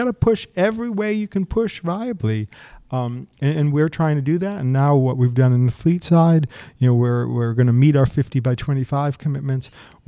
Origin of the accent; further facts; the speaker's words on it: Methuen, Massachusetts, United States; I grew up in Methuen, Massachusetts in a large family. And at the top of the street, I grew up in a ranch house.